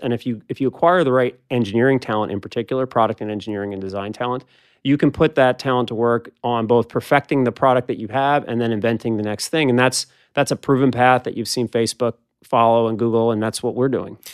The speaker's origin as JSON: {"language": "English", "town": "Philadelphia", "region": "Pennsylvania", "country": "United States", "tie": "born or raised there", "said": "I grew up in Philadelphia and then went with you to Cornell"}